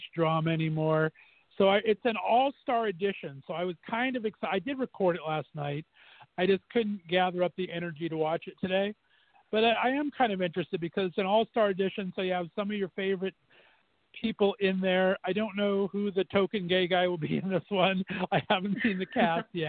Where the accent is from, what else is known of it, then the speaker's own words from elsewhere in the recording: Youngstown, Ohio, United States; moved away; my hometown of Youngstown, Ohio